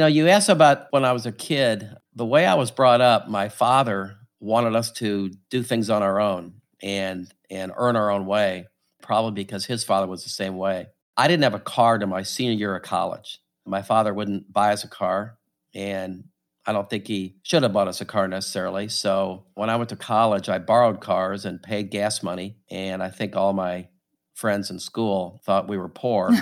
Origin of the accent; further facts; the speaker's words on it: St. Louis, Missouri, United States; also born or lived in Norfolk, Virginia; I grew up in Saint Louis